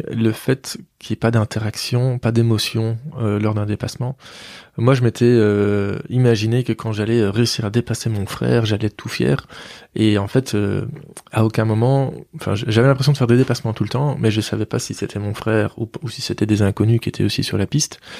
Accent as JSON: {"language": "French", "town": "Mouscron", "region": "Wallonia", "country": "Belgium", "said": "Je suis de Moucron"}